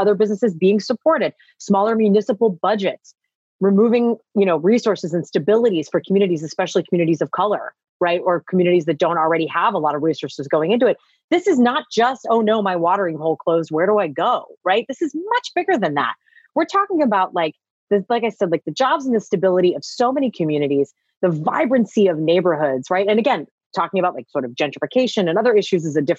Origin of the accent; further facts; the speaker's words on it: Pittsburgh, Pennsylvania, United States; moved away; also born or lived in Washington, D.C.; I'm from Pittsburgh, if I can give a shout out, but I lived in DC for about like 18 years